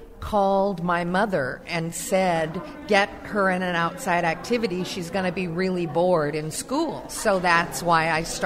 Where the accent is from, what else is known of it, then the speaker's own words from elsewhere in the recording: Anaheim, California, United States; I grew up in Orange County, went to Anaheim High, Brookers Junior High.